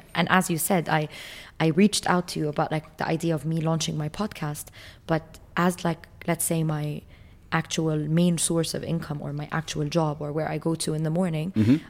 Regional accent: Jordan; back in my hometown in Jordan

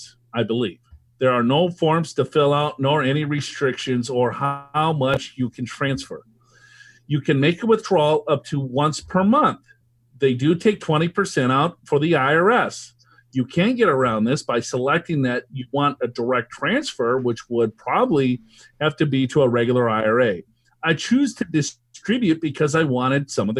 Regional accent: Minnesota, United States; moved away; I'm from Minnesota originally

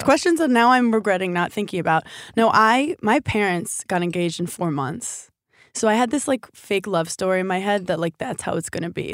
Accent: New York City, New York, United States; I'm from New York City

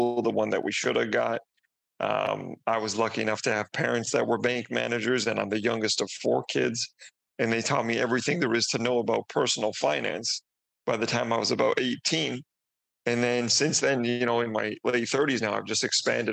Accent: Canada; moved away as an adult; now in Mexico; I'm Canadian, coming from Canada, but I'm actually in Mexico right now

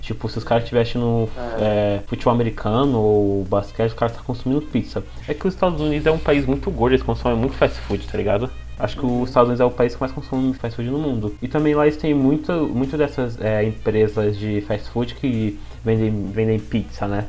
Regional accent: Brazil; Aqui é no Brasil

